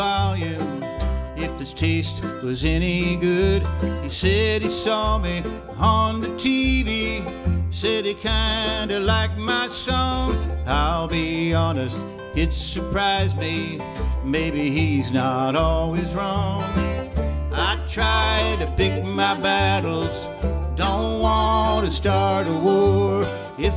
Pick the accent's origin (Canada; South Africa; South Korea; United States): United States; Wheeling, West Virginia; moved away as an adult; I grew up in Wheeling, or actually, I lived my first part of my life in Wheeling until I was supposed to be an adult